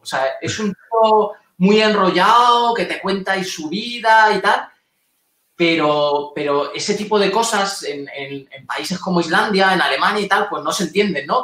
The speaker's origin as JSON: {"language": "Spanish", "country": "Spain", "said": "somos españoles"}